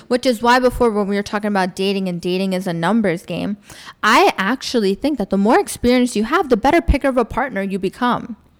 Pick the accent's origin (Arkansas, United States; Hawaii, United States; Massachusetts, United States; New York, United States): New York, United States; first language English; moved away as an adult; also born or lived in Florida / Indiana; now in Dubai, United Arab Emirates; I was born in Florida, but I grew up in New York